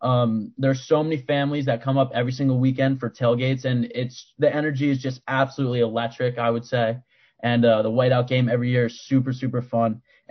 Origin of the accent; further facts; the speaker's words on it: Maplewood, New Jersey, United States; I'm from Maplewood, New Jersey, and I was in the club in 2016.